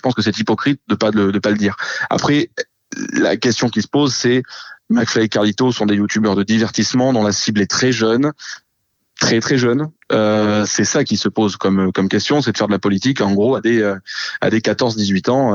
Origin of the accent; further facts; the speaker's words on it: Marseille, Provence-Alpes-Côte d'Azur, France; je suis marseillais